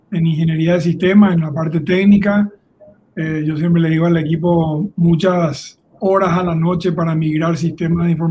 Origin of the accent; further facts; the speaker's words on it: Paraguay; now in Colombia; notarás por el acento, no soy colombiano, soy un nómada del mundo. Colombia es mi sexto país, nuestro sexto país con mi esposa y con mis tres hijos, soy paraguayo.